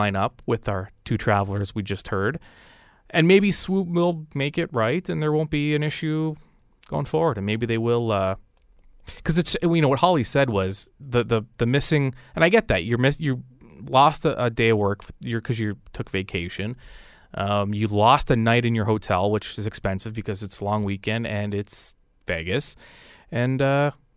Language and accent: English; Canada; I said, "Canada."